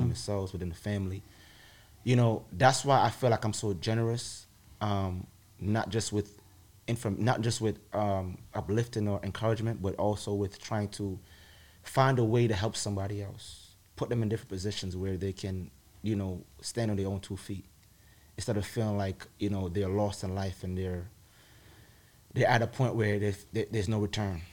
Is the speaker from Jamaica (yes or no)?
yes; Jamaica; moved away; growing up in Jamaica and the, the, eight years I lived there and going to school there